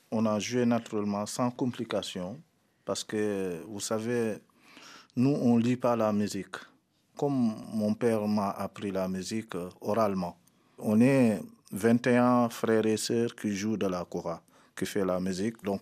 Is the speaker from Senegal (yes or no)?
yes; Senegal; chez moi au Sénégal. Parce que moi, je suis un griot, que je suis né euh, avec la Cora.